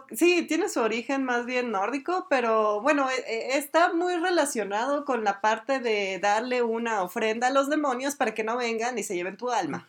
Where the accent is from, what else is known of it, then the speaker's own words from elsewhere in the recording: Durango, Mexico; somos de Durango, México.